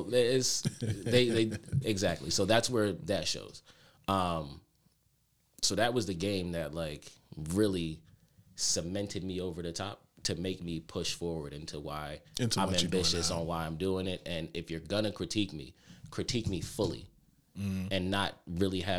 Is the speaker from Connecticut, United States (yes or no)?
yes; Connecticut, United States; I'm from Connecticut